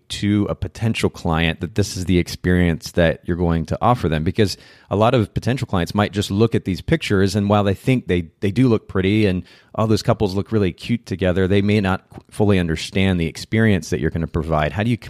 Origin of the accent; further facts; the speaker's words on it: Japan; now in United States; I grew up in Japan, and naturally, when you go to a different country, there are certain smells that are kind of different than other countries.